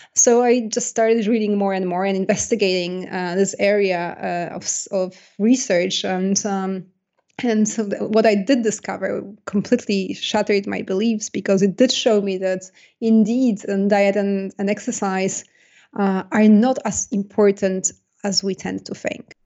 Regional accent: Poland; accent: Polish; English is a second language; moved away; I was born in Poland, and, uh, I, I grew up in Poland.

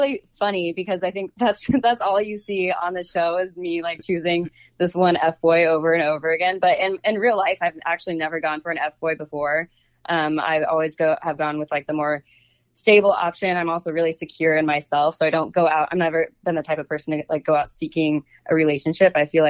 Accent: Cincinnati, Ohio, United States; also born or lived in Oklahoma / Japan / Washington, D.C.; I think I'm from Cincinnati. My dad was in the Air Force, so I'm from literally all over the place. I've lived in like Oklahoma, Japan, D.C.

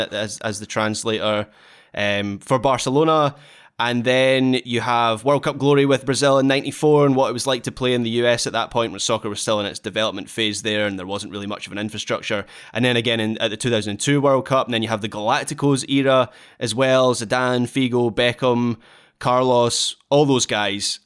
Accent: Dunblane, Scotland, United Kingdom; now in Glasgow, United Kingdom; my absolute sporting hero from my hometown

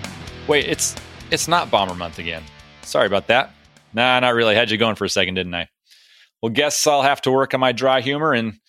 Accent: United States; As an American

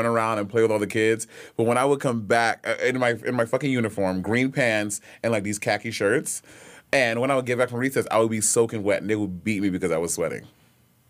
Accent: St. Lucia; moved away; I grew up in St. Lucia, so I went to primary school in St. Lucia

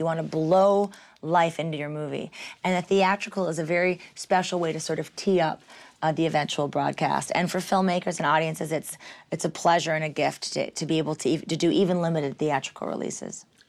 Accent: Michigan, United States; I'm from Michigan

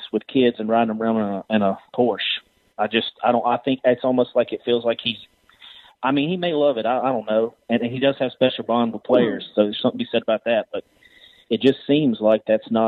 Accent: Mississippi, United States; I'm from Mississippi

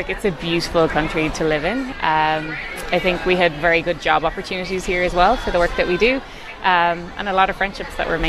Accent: Ireland; moved away as an adult; now in Canada

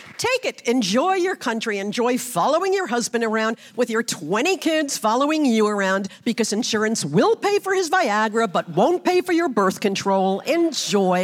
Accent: Brooklyn, New York, United States; I grew up in Brooklyn, so it was different there, religion

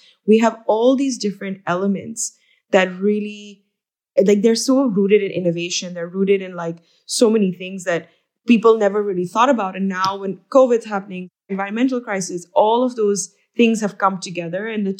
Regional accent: Pakistan; So I am from Pakistan. So my family has been in denim for over 3 decades.

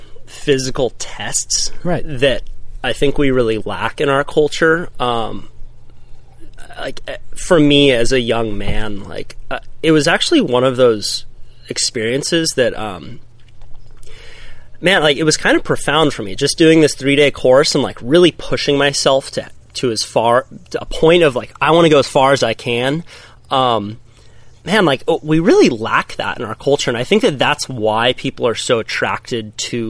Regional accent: Santa Cruz, California, United States; Grew up right here in Santa Cruz, California. You know, youngest of five. All my older brothers and sisters surf. You know, it's Santa Cruz town.

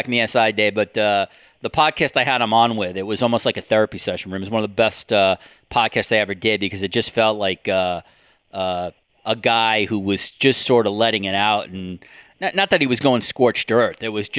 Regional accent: United States; now in Canada; as an American now living in Canada

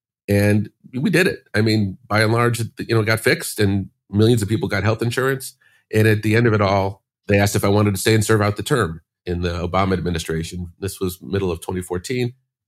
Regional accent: Chicago, Illinois, United States; I grew up in Chicago, went to college.

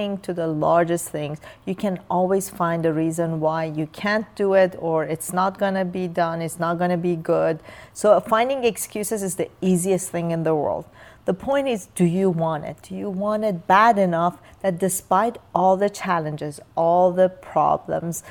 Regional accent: Iran; English is a second language; now in United States; as a young child in Iran

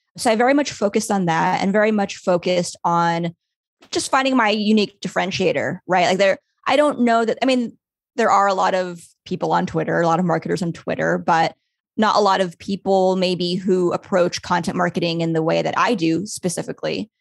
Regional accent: Los Angeles, California, United States; my hometown, Los Angeles

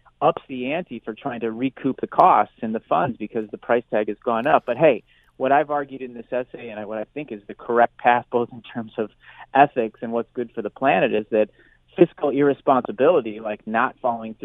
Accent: United States; moved away; my home country here

